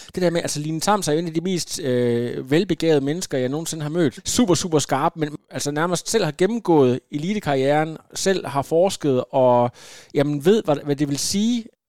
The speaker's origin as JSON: {"language": "Danish", "town": "Ringkøbing", "region": "Central Denmark Region", "country": "Denmark", "said": "Jeg kommer ud fra Ringkøbing"}